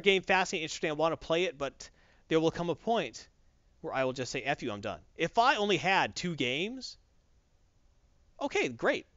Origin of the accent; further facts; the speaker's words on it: the South, United States; I'm from the South